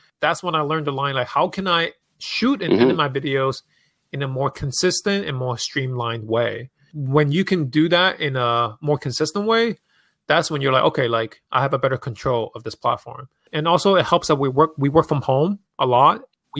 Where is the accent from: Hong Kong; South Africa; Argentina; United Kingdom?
Hong Kong; moved away; Like people don't really know that I'm from Hong Kong, I'm an immigrant, and I used to work in finance.